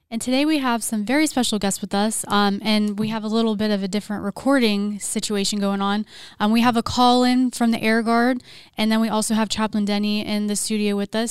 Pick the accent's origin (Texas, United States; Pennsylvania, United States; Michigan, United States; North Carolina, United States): Pennsylvania, United States; moved away; I'm also from Pennsylvania